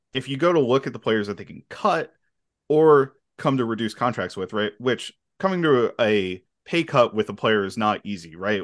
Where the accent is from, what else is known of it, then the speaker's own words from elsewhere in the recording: Philadelphia, Pennsylvania, United States; I'm actually from the Phil, I'm, live about an hour from Philly, but I'm from the Philly area